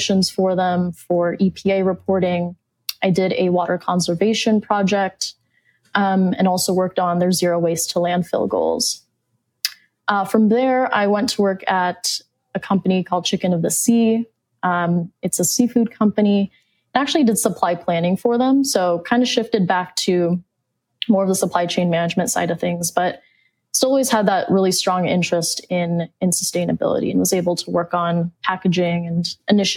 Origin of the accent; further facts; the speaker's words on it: Phoenix, Arizona, United States; I'm from Phoenix, Arizona